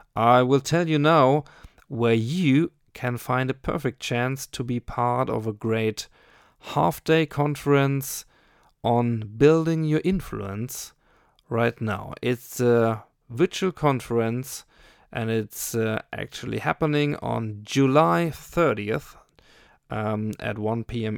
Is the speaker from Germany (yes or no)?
yes; Germany; I'm from Germany